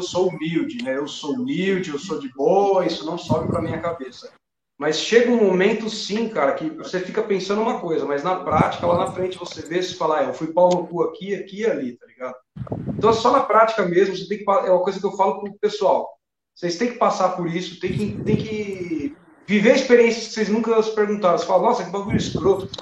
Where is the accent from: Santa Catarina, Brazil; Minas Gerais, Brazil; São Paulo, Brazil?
São Paulo, Brazil; Cajamar; Eu sou de Cajamar até hoje